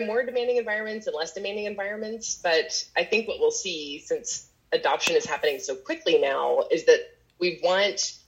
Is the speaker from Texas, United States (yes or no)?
no; Knoxville, Tennessee, United States; the network that produces the giveaway homes for HGTV is housed actually in my hometown. And so they do a lot of content recording here in Knoxville, Tennessee